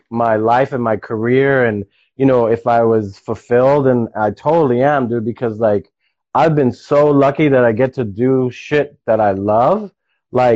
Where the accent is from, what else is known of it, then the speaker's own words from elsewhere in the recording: New York City, New York, United States; I was a kid from the Bronx, like, becoming a product of my environment